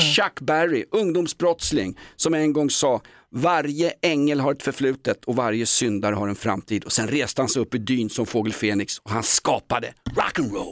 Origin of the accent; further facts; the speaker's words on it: Sweden; som svensk